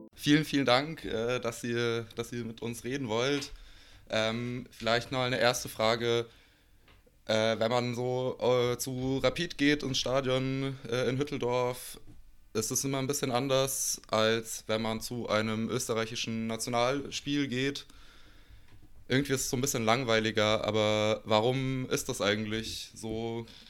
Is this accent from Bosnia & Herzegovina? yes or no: yes; Bosnia & Herzegovina; ich bin aus Bosnien